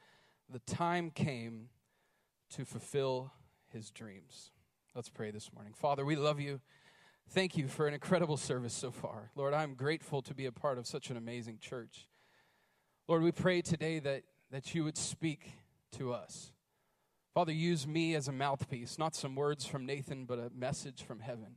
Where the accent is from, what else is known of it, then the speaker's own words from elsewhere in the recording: North Carolina, United States; now in Idaho, United States; I'm from North Carolina.